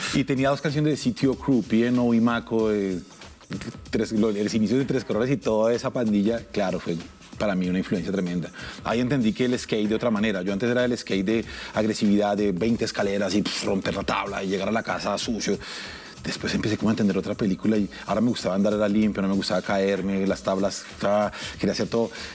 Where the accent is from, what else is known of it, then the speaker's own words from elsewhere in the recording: Soacha, Cundinamarca, Colombia; also born or lived in Bogotá; yo soy Rolo, yo soy suachuno en realidad. Yo crecí en Suacha, hasta los 15 años viví en Suacha, luego me mudé al Galán.